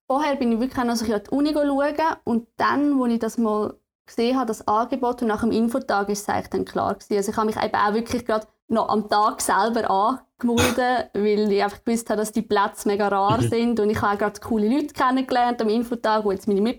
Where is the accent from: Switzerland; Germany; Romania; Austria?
Switzerland; Aargau; ich komme ursprünglich aus dem Aargau und bin dann für Studium auf Chur in e WG gezogen.